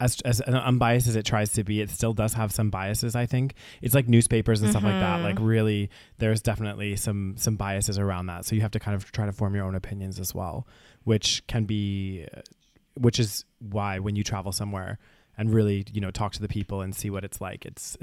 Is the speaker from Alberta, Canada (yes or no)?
yes; Calgary, Alberta, Canada; from Calgary, especially like a very kind of, you know, nice sheltered little city, you know, that's, you know, all of these things.